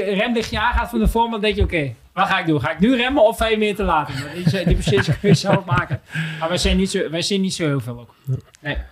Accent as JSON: {"language": "Dutch", "country": "Netherlands", "said": "wij als Nederlanders"}